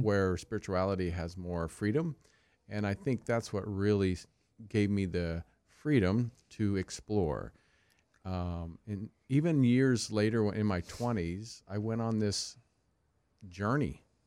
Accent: Kansas, United States; I grew up in Kansas, the Bible Belt

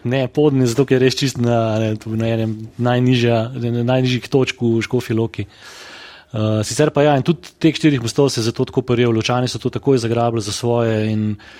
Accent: Škofja Loka, Upper Carniola, Slovenia; smo škofeločani zadovoljni z bivanjem, z življenjem v mestu

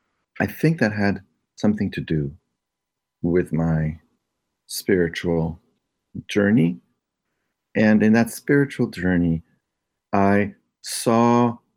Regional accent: Chicago, Illinois, United States; Later on, I discovered in Chicago, I was growing up in Chicago. Now this is ages 10 to 14, and I was a Boy Scout in Chicago

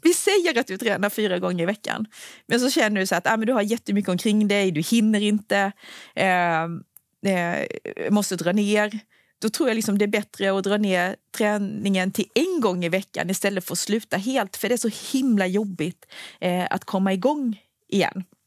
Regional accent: Anderstorp, Jönköping County, Sweden; moved away; jag bor ju inte i Småland längre, men jag är uppvuxen där

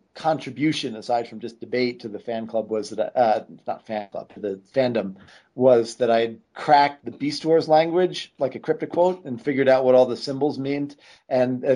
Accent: North Babylon, New York, United States; I grew up in North Babylon, New York

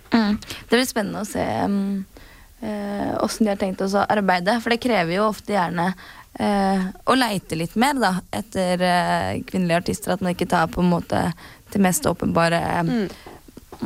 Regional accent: Norway; vi er jo fra Norge

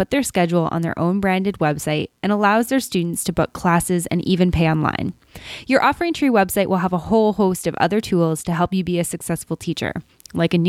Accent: Canada; almost as Canadian as me

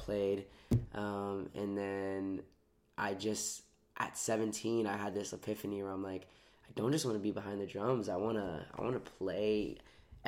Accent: Tampa, Florida, United States; now in Los Angeles, United States; I am from Tampa

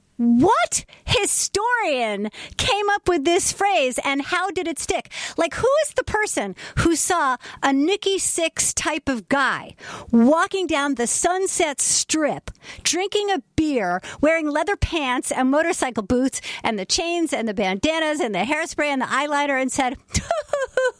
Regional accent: upstate New York, United States; moved away as an adult; now in California, United States; I grew up in upstate New York

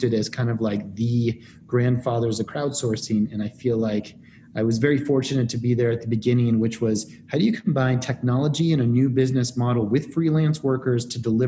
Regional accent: Denver, Colorado, United States; moved away as an adult; also born or lived in East Coast / Midwest / Santiago, Chile / Rio de Janeiro, Brazil; I'm from Denver, Colorado

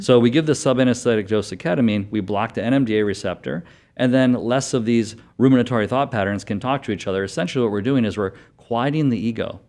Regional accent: Connecticut, United States; moved away as an adult; also born or lived in Florida / Michigan; now in Arizona, United States; I'm from Connecticut, undergrad Florida, uh, medical school Arizona

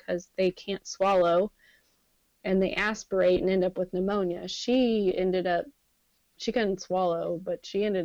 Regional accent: Dripping Springs, Texas, United States; We grew up in Dripping Springs

